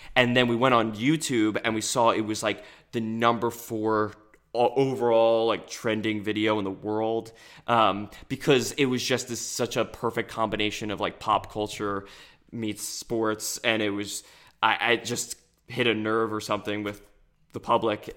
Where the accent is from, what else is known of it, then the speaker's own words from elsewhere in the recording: New Jersey, United States; we're from South Jersey, and we root for all the Philadelphia teams